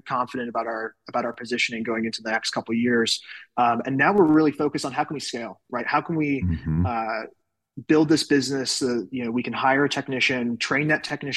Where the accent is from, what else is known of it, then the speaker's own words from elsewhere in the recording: England, United Kingdom; also born or lived in Salt Lake City area, Utah, United States; now in United States; I was originally born and raised in the United Kingdom. So I was born and raised in England